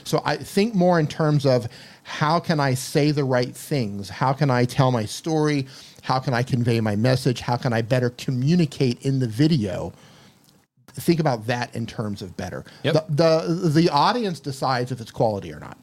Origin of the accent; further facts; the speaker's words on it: United States; moved away as an adult; also born or lived in Colombia / Mexico; Born and raised in the United States